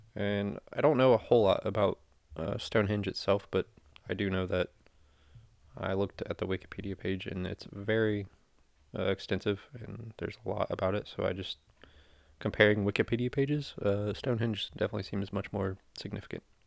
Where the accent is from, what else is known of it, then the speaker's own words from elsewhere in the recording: United States; as an American